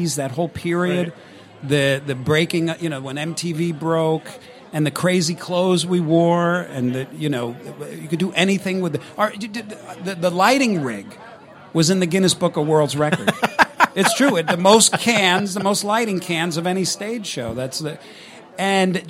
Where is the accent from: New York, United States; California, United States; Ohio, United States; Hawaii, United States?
New York, United States; Long Island; this kid from Long Island